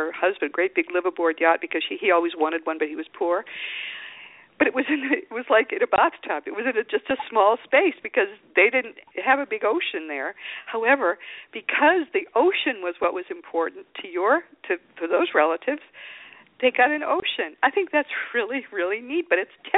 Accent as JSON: {"language": "English", "area": "the East", "region": "East Coast", "country": "United States", "moved": "yes", "lives_now": "Austin, United States", "said": "I'm from the East, and some of the houses are very old"}